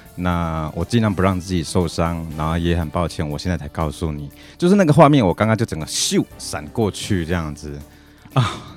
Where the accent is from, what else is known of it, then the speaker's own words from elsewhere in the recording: Taiwan; first language Taiwanese Hokkien; Chinese is a second language; 大家都是讲台语的环境之下长大的嘛